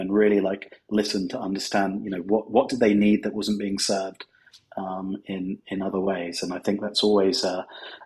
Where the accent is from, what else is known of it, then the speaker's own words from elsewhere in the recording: United Kingdom; moved away as an adult; now in Los Angeles, United States; As you may be guessing from the accent, I'm from the United Kingdom, but I actually live in sunny Los Angeles now